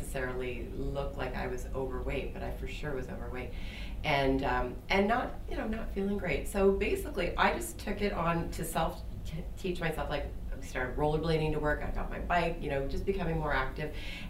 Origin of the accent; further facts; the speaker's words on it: Peterborough, Ontario, Canada; growing up in Peterborough, small community